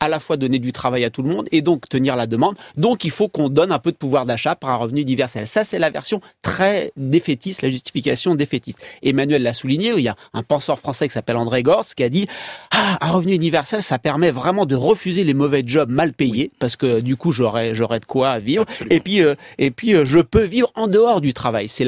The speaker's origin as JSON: {"language": "French", "country": "United States", "tie": "born there", "said": "j'ai eu du bol parce que je suis né aux États-Unis."}